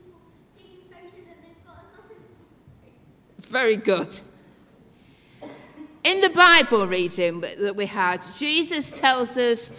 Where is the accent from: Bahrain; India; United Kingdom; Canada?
United Kingdom; Doncaster, Yorkshire and the Humber; moved away; I'm originally from Yorkshire, from Doncaster